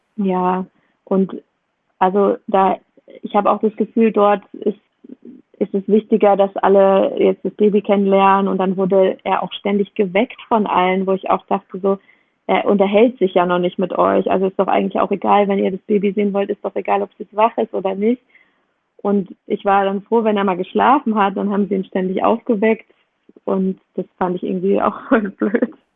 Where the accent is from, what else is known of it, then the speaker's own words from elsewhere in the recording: Germany; moved away as an adult; also born or lived in Indonesia; wir sind jetzt gerade in der Nähe davon, wo ich aufgewachsen bin